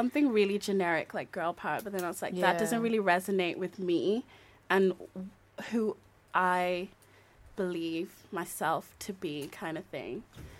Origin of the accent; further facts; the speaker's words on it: Sheffield, Yorkshire and the Humber, United Kingdom; moved away as an adult; now in Liverpool, United Kingdom; but I'm from Sheffield, so I kind of want to do it in Sheffield as well when I go back over the summer.